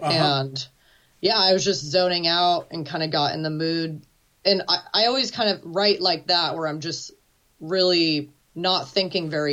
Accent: Seattle, Washington, United States; also born or lived in Venice, Italy; now in Bonney Lake, United States; I'm from Seattle, born and raised

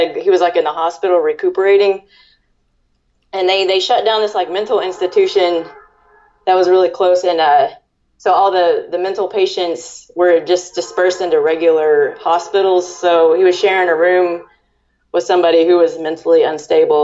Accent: the South, United States; being a Southerner

